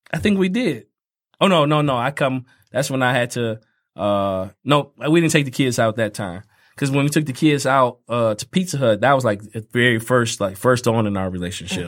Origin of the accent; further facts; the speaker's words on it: Fort Wayne, Indiana, United States; moved away; I grew up in Fort Wayne, Indiana, where everything is fifteen minutes away.